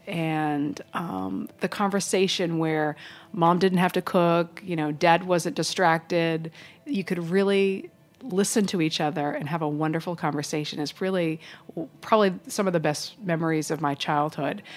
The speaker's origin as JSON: {"language": "English", "region": "East Coast", "country": "United States", "tie": "born or raised there", "also_born_or_lived": "Little Rock, Arkansas", "moved": "yes", "said": "growing up on the East Coast"}